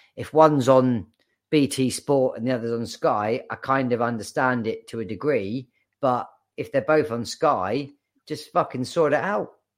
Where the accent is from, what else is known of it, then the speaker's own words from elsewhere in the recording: Bournemouth, South West England, United Kingdom; I, as much as I grew up in Bournemouth, um, I didn't, I wasn't born there. I just lived there the majority of my, my childhood